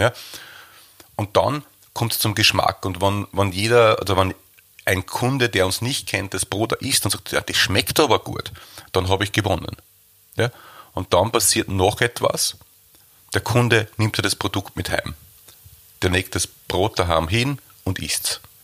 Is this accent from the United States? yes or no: no; Waldviertel, Lower Austria, Austria; wir sind aus dem Waldviertel, die Bäckerei ist im Waldviertel